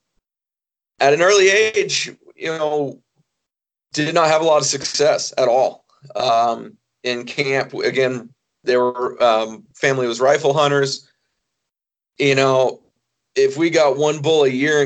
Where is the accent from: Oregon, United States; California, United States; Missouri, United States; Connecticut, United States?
Oregon, United States; now in Idaho, United States; I was born in Oregon, live in Idaho now